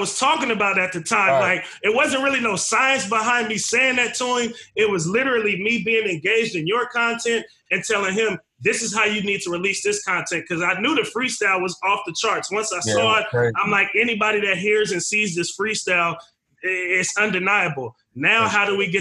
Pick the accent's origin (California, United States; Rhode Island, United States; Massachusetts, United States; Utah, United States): California, United States; the Bay Area; now in Portland, United States; I'm from the Bay.